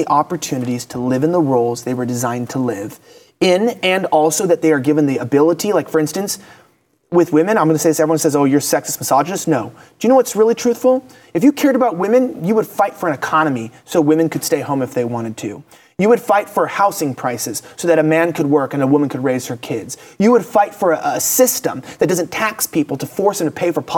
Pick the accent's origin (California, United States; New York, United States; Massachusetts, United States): California, United States; I'm from California